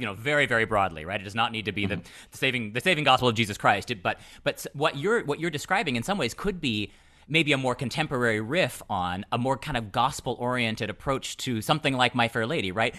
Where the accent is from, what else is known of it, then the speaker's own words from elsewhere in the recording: United States; I as an American